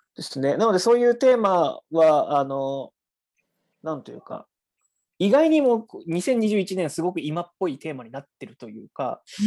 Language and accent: Japanese; Nagasaki, Japan; 私自身は長崎出身の、えー、被爆三世